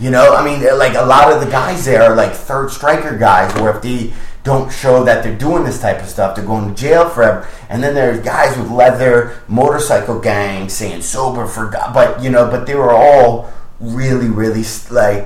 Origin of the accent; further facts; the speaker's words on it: Michigan, United States; I'm from Michigan.